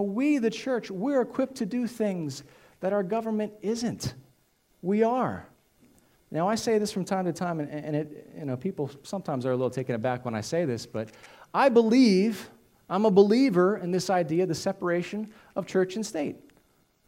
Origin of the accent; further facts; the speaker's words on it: United States; as American citizens